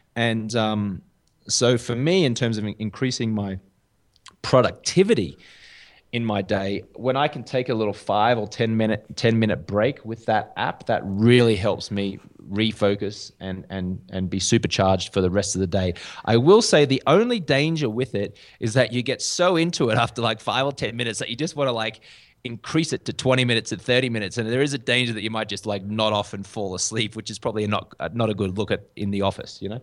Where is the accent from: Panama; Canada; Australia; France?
Australia; accent: Australian; moved away as an adult; also born or lived in London; now in Bogota, Colombia; I do have a, uh, an Australian accent. So, uh, I'm from Australia